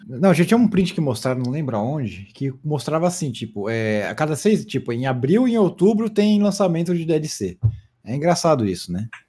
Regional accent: Brazil; eu sou brasileiro

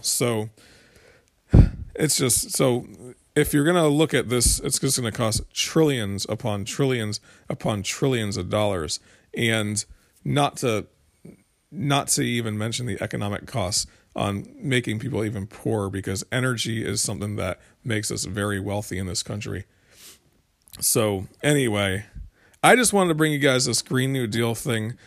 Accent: United States; we're American

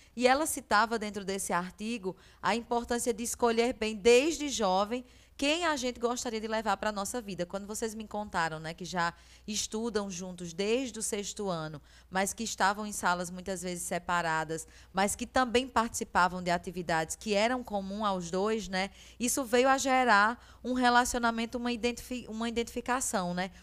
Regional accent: sertão of Paraíba, Brazil; sou do sertão da Paraíba

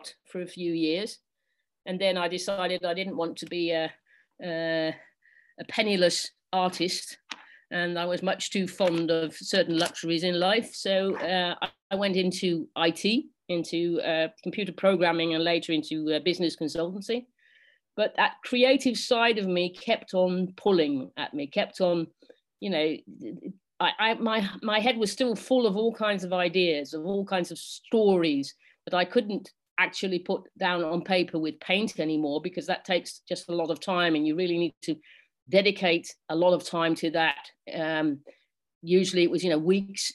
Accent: England, United Kingdom; now in Netherlands; I'm English, and because I live in Holland, I can't vote in England

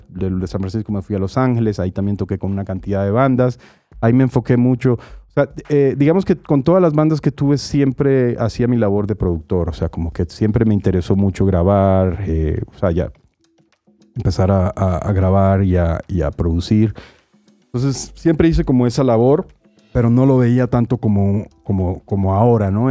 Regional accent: Barranquilla, Atlántico, Colombia; moved away; soy de Barranquilla, Colombia

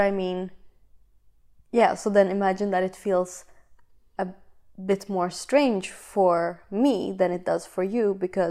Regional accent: Sweden; English is a second language; Sweden is where I was born, where I lived, where I was raised, where I went to school, all those things.

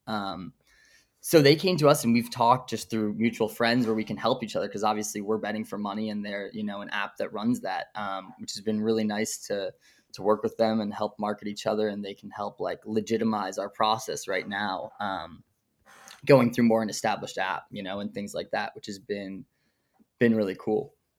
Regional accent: Brooklyn, New York, United States; I was, like, born and raised in Brooklyn, grew up here, still in Brooklyn

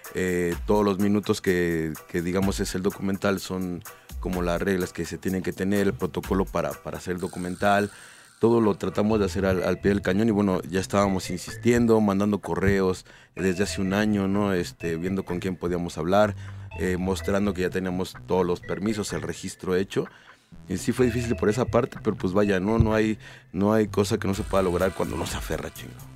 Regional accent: Mexico City, Mexico; Yo soy de la San Felipe Jesús

